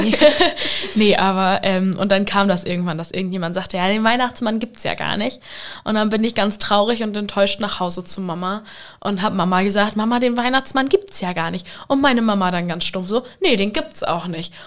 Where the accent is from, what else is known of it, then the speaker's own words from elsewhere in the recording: Vechta, Lower Saxony, Germany; in meinem Heimatdorf in Fechter